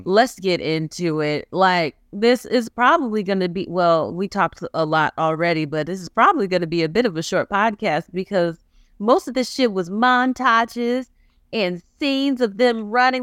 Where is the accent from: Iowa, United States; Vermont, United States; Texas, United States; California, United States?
Texas, United States; I'm from Texas